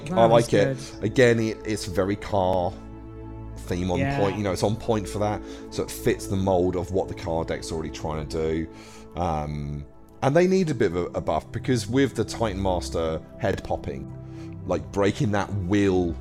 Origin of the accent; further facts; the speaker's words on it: England, United Kingdom; I'm English